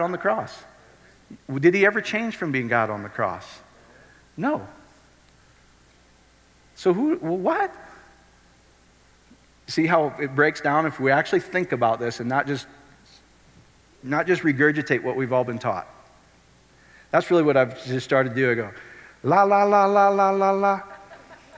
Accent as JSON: {"language": "English", "region": "Iowa", "country": "United States", "tie": "born or raised there", "said": "I grew up in Iowa."}